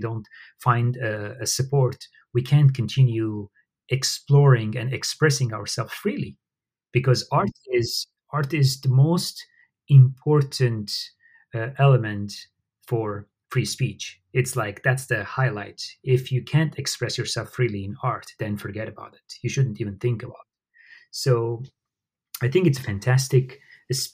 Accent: Syria; moved away; growing up in Syria, I witnessed how, you know, my neighbors, they were Arabs and they were Assyrians, they're Armenians like me

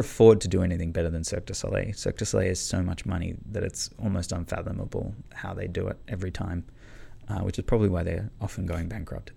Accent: Canberra, Australian Capital Territory, Australia; now in Melbourne, Australia; I grew up in Canberra, um, but I moved to Melbourne

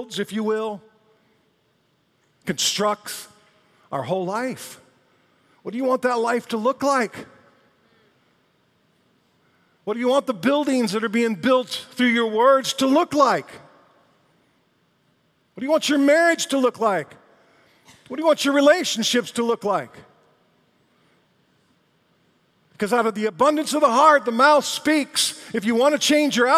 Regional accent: Detroit, Michigan, United States; I was from Detroit

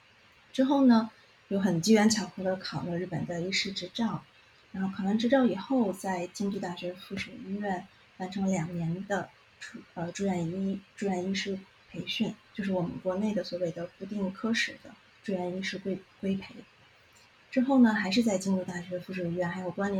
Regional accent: Beijing, China; moved away as an adult; now in Kyoto, Japan; 老北京人，

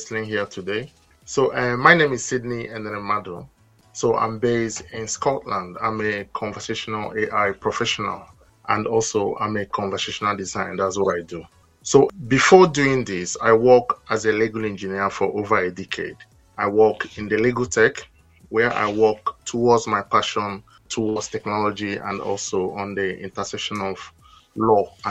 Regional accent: eastern Nigeria, Nigeria; moved away as an adult; now in Netherlands; I'm a Nigerian. I'm from the eastern part of Nigeria

